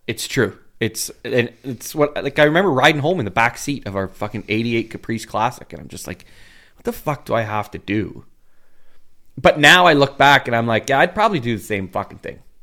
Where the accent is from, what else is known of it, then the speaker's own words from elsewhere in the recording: Uxbridge, Ontario, Canada; I love Uxbridge. I love my hometown